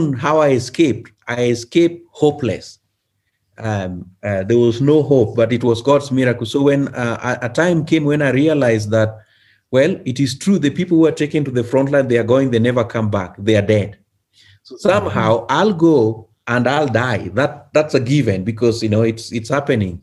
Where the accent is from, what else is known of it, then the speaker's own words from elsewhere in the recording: Kenya; moved away; I was from Kenya